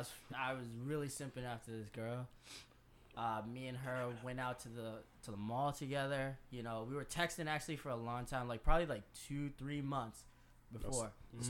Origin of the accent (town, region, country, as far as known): Worcester, Massachusetts, United States; born or raised there; also born or lived in Orange County, California; now in Providence, United States